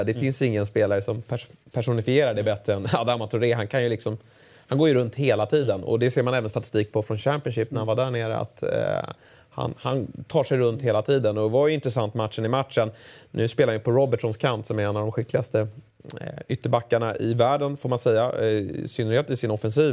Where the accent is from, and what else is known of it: Sweden